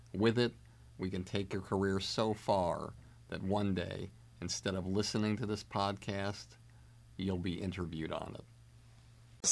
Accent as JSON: {"language": "English", "town": "Longmeadow", "region": "Massachusetts", "country": "United States", "said": "I'm from Long Meadow, Massachusetts, near the Basketball Hall of Fame in Springfield."}